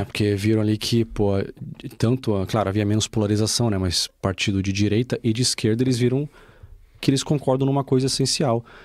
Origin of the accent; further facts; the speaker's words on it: Brazil; accent: Brazilian; now in Portugal; eu tenho um sotaque brasileiro